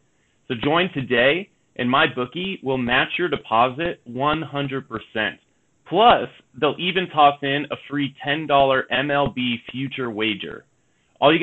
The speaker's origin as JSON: {"language": "English", "area": "Bay Area", "region": "California", "country": "United States", "tie": "born or raised there", "said": "I grew up in the Bay Area, up in that area"}